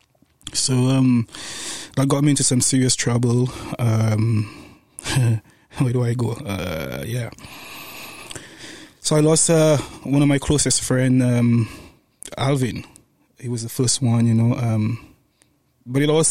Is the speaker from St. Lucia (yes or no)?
yes; St. Lucia; moved away; Growing up in St. Lucia, my mom had the two of us, my sister and myself, single mom